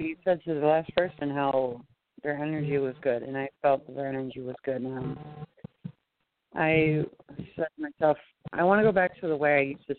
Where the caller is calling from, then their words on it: New York, United States; I'm in New York.